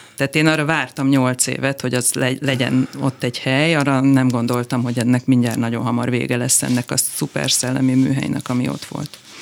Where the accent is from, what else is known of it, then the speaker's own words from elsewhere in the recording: Kaposvár, Somogy, Hungary; Én Kaposváron nőttem föl